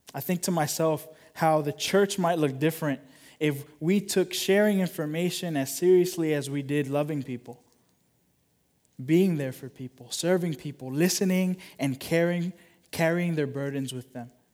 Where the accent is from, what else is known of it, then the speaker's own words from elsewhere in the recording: United States; as American followers of Jesus